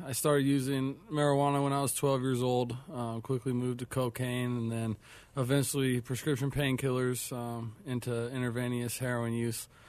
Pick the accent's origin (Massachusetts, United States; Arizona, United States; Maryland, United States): Arizona, United States; Tucson; now in Phoenix, United States; I'm from Tucson, Arizona